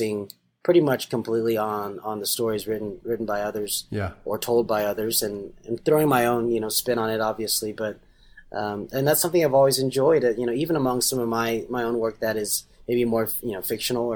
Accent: Nashville, Tennessee, United States; my community growing up in Nashville

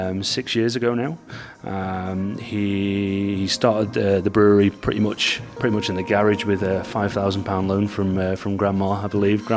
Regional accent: Buxton, East Midlands, United Kingdom; moved away as an adult; now in Leeds, United Kingdom; I'm actually from Buxton originally.

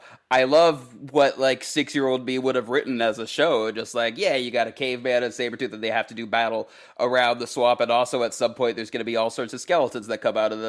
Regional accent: Alaska, United States; I grew up in like a cabin in Alaska.

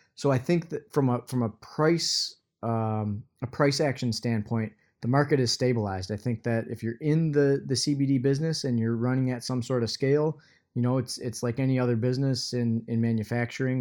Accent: Michigan, United States; my home state here is Michigan

